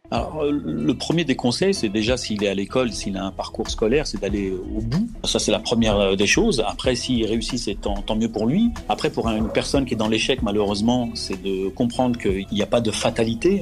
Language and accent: French; Gennevilliers, Île-de-France, France; also born or lived in Clichy-la-Garenne; je, suis né euh, à Clichy-la-Garenne et j'ai grandi euh, à Gennevilliers dans le 92